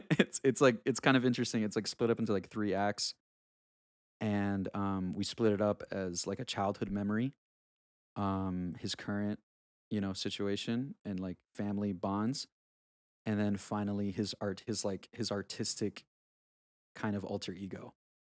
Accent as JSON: {"language": "English", "region": "South Carolina", "country": "United States", "tie": "born or raised there", "said": "especially growing up in South Carolina, which is kind of funny."}